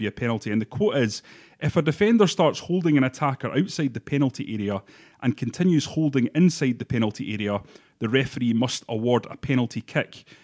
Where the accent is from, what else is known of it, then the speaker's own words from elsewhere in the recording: Bathgate, Scotland, United Kingdom; I'm from Bathgate